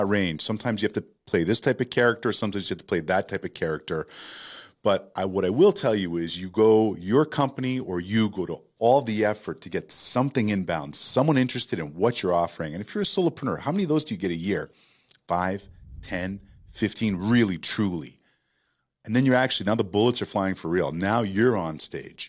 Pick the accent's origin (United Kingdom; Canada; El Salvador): Canada; Toronto, Ontario; moved away as an adult; now in United States; I grew up in Toronto